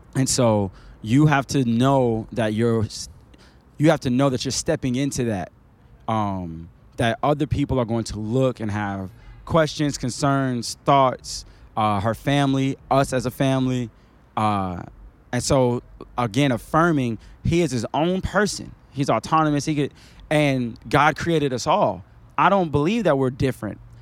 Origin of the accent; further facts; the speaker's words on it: Chicago, Illinois, United States; moved away as an adult; also born or lived in Queens, New York / Valdosta, Georgia / Cleveland, Tennessee; now in Atlanta, United States; I grew up in a place that was dangerous